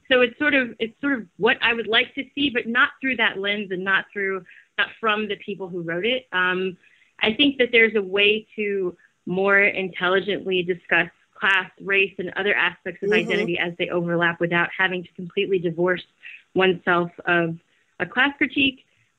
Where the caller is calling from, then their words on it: Brazil; In Brazil.